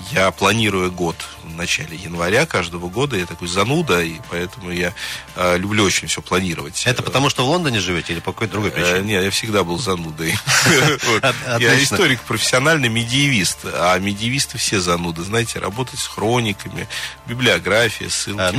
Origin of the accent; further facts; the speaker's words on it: Nizhny Novgorod, Nizhny Novgorod Oblast, Russia; на самом деле, я из Нижнего Новгорода, из Горького.